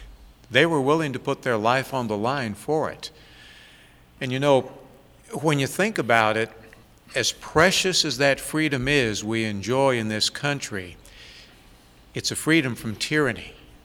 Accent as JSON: {"language": "English", "country": "United States", "said": "as American people"}